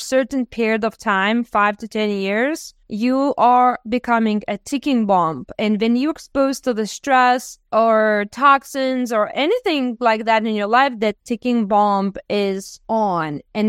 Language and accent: English; Lithuania; now in United States; Because I came from Lithuania and I came in the best country in the world with the best medical care